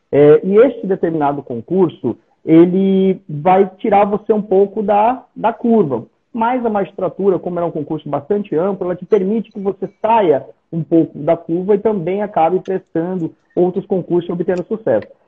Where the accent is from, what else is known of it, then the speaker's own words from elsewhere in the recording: São José dos Campos, São Paulo, Brazil; eu sou de São José dos Campos, não sei se disse isso a você.